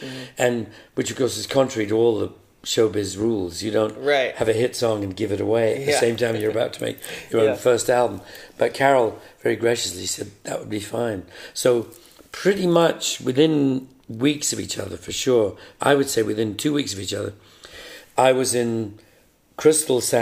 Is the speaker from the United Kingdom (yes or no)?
yes; England, United Kingdom; also born or lived in London; an English pop star in 64